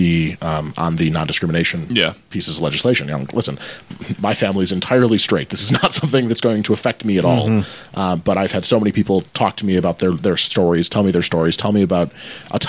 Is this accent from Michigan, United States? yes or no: yes; Michigan, United States; moved away; I grew up in Michigan, born and raised.